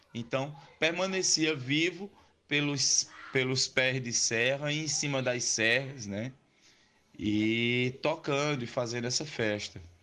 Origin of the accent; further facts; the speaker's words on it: Juazeiro do Norte, Ceará, Brazil; now in Crato, Brazil; a cidade de Juazeiro, que é a cidade de onde eu nasci, a cidade que eu nasci, nasci e me criei